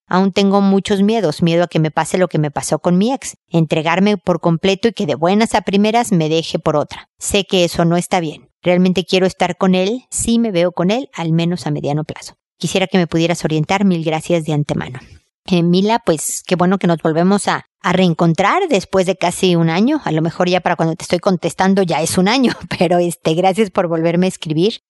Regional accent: Mexico; como decimos en México

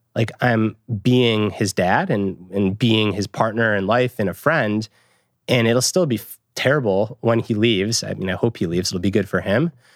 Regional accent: Michigan, United States; I grew up in Michigan.

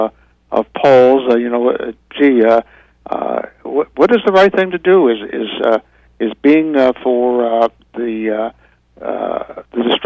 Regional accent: Joliet, Illinois, United States; moved away; my hometown of Joliet, Illinois

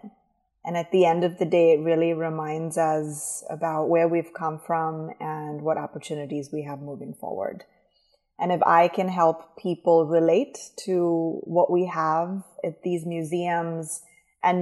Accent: India; moved away as an adult; now in United States; I'm originally from India

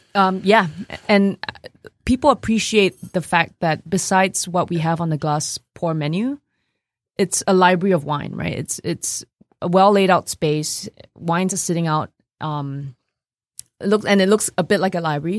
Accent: Singapore; also born or lived in New York, United States; now in Detroit, United States; when I grew up in Singapore

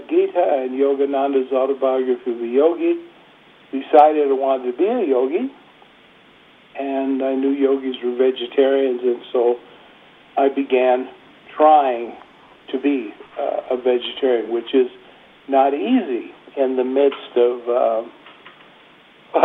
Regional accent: Illinois, United States; now in Cedar Crest, United States; My hometown was in the state of Illinois, south of Chicago, about an hour and a half's drive. It was a little town

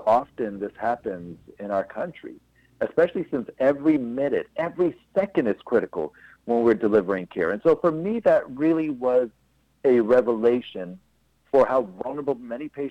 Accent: Lincoln, Nebraska, United States; I grew up in the Midwest, was born in Lincoln, Nebraska

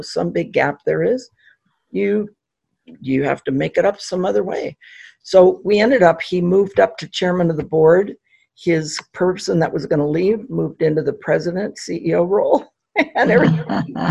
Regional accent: Pasadena, California, United States; I grew up in Pasadena, California, and have been a native Californian

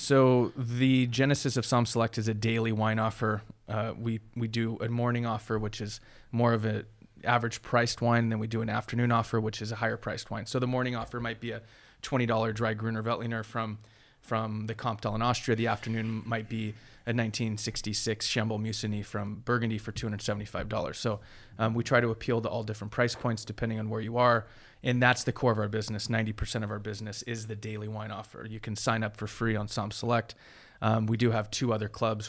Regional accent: Huntington Beach, California, United States; moved away as an adult; now in Sonoma, United States; I grew up in Huntington Beach uh, with a surfboard and tennis racket pretty much.

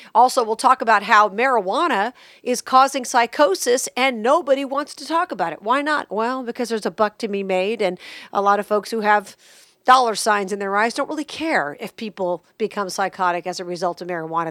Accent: Las Vegas, Nevada, United States; growing up in Vegas

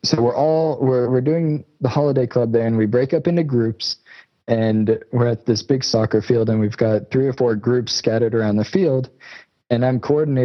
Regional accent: United States; moved away as an adult; also born or lived in South Africa; I'm American. Right. I was raised in America

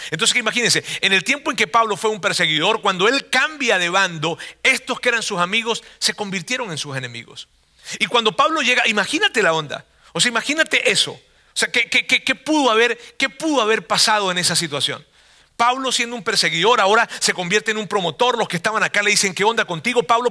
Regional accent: Venezuela; now in Monterrey, Mexico

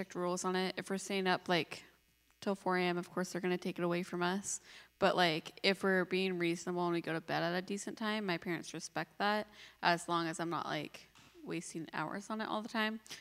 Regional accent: Seattle, Washington, United States; I'm from Seattle, Washington

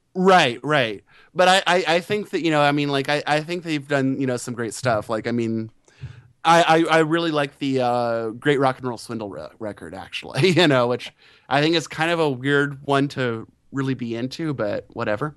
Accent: United States; being an American

